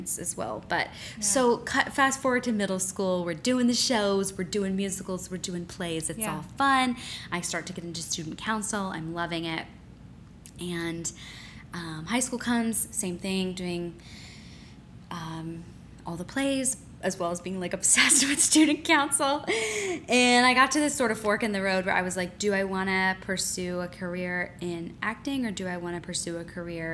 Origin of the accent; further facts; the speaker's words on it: just outside Philadelphia, Pennsylvania, United States; I grew up just outside Philadelphia